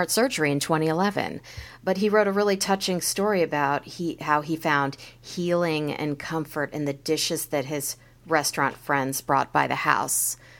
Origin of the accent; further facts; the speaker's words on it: Kansas City, Missouri, United States; And I grew up in Kansas City